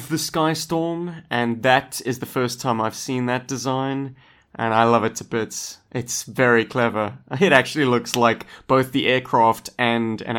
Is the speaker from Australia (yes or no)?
no; South Africa; I'm from Africa.